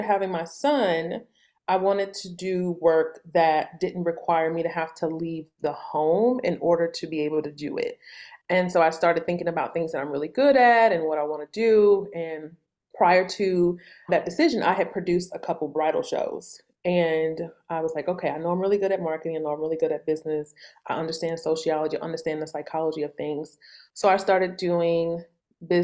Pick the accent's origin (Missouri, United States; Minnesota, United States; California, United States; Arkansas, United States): Missouri, United States; St. Louis; I grew up in St. Louis in the Midwest.